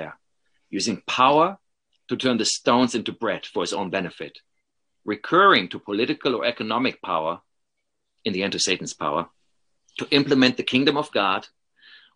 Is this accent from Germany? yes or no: yes; Paderborn, North Rhine-Westphalia, Germany; moved away as an adult; now in Madison, United States; my hometown in Paderborn